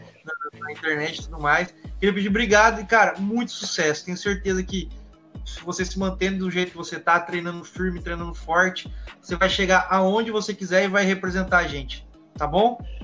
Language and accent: Portuguese; Presidente Prudente, São Paulo, Brazil; eu sou de Presidente Prudente